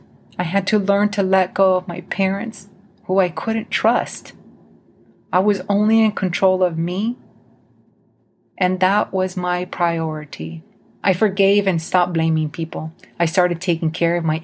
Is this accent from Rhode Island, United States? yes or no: no; Idaho, United States; As a Mexican growing up in Idaho, there were a lot of times I was treated as a second-class citizen.